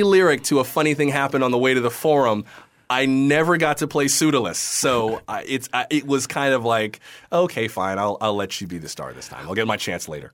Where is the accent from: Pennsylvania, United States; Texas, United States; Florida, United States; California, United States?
Florida, United States; West Palm Beach; moved away; I'm from West Palm Beach